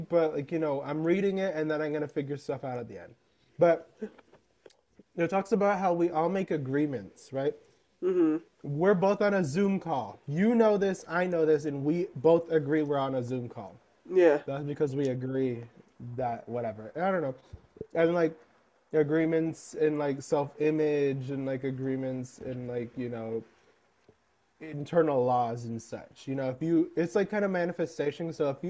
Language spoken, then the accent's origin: English; United States; I'm very American, unfortunately.